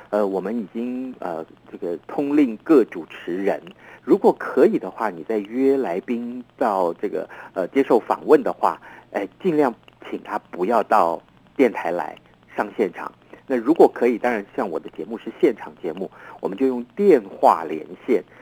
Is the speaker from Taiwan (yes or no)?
yes; Taiwan; 我们台湾话